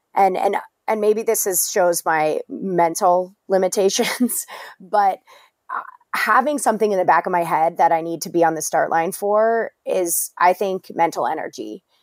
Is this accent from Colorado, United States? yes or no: yes; Englewood, Colorado, United States; I grew up in Colorado. My dad's from Colorado. He's, I'm from Englewood, um, so not far from you